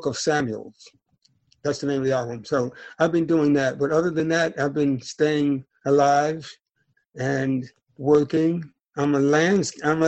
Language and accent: English; North Carolina, United States; I'm a Southern gentleman. I'm from North Carolina, and I'm from a family of preachers